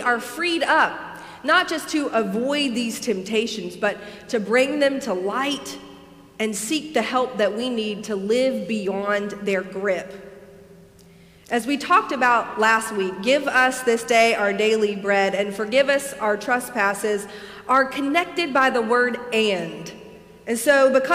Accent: Alabama, United States; moved away; growing up in Alabama

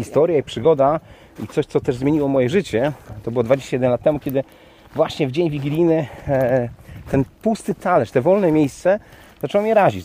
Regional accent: Kołobrzeg, West Pomeranian Voivodeship, Poland; mój rodziny Kołbrzeg, bo pochodzę z Kołbrzegu

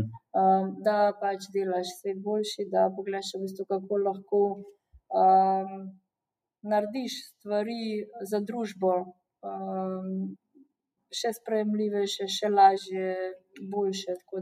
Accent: Slovenia

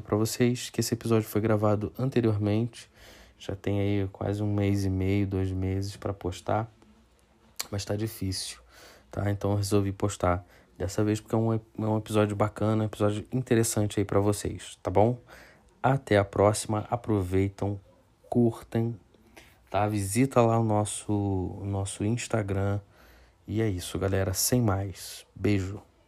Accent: Petrópolis, Rio de Janeiro, Brazil; nós moramos aqui, somos da cidade de Petrópolis, no Rio de Janeiro

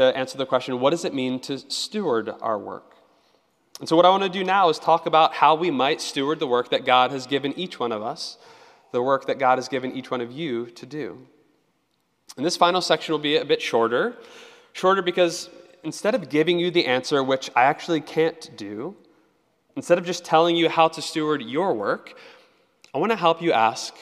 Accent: Annapolis, Maryland, United States; I grew up in Annapolis

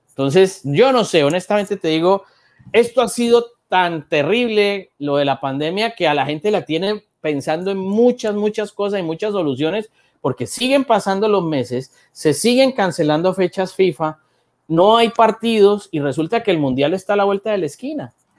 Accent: Cali, Valle del Cauca, Colombia; yo que soy de Cali

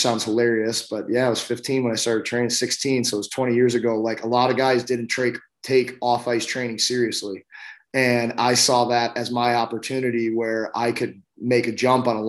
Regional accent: St. Louis, Missouri, United States; also born or lived in Chicago; Yeah, I grew up in St. Louis. I was actually born in Chicago, but I grew up in St. Louis. My parents moved here when I was 4 years old

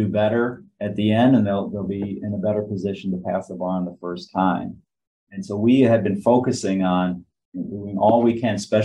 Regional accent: Michigan, United States; moved away; also born or lived in Chicago; I grew up in Michigan

